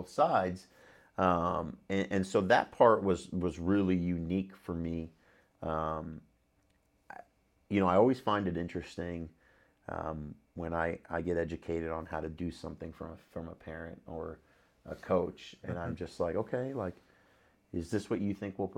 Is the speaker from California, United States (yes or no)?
yes; Los Angeles, California, United States; I grew up in the San Fernando Valley